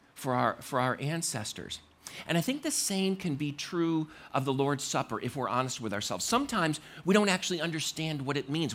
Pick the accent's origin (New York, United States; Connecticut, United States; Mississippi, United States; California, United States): Connecticut, United States; I grew up in Ma, in, uh, Connecticut